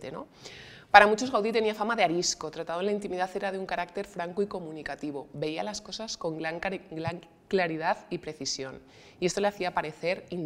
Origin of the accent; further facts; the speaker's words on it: Salamanca, Castile and León, Spain; Eh, soy de Salamanca, o sea que para mí es como un poco jugar en casa